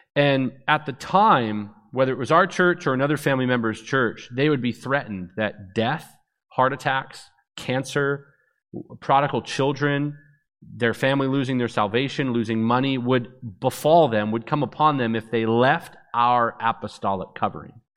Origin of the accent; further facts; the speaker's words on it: Vancouver, British Columbia, Canada; also born or lived in Orlando, Florida; That's where I was born, even though I was raised in Vancouver, British Columbia